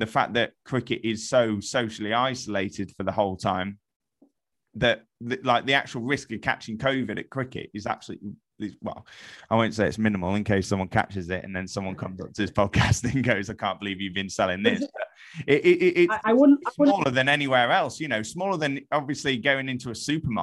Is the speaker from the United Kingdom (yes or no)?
yes; England, United Kingdom; I'm English